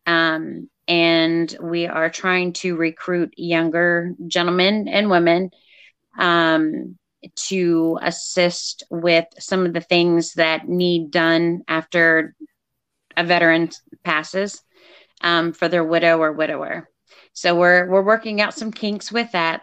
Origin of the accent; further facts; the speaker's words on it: Eastern Shore, Maryland, United States; also born or lived in Texas; I grew up, and we are in Maryland uh, we're, you know, the Eastern Shore